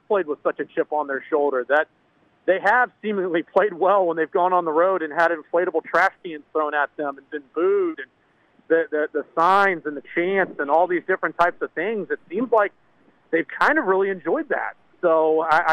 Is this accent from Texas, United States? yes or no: yes; Houston, Texas, United States; now in Atlanta, United States; I grew up in Houston